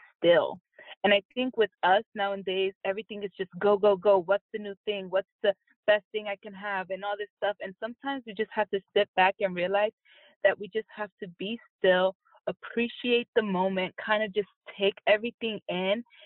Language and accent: English; Jersey City, New Jersey, United States; moved away as an adult; also born or lived in Virginia; now in California, United States; the people that I grew up with in Jersey City